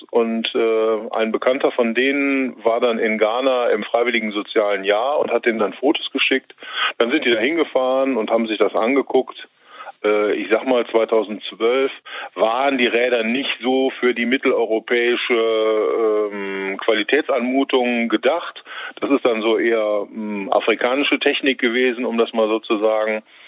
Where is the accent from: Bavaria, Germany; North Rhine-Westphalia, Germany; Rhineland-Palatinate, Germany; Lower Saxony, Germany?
North Rhine-Westphalia, Germany; Düsseldorf; also born or lived in Kalkum; Ich bin in Kaiserswerth geboren und aufgewachsen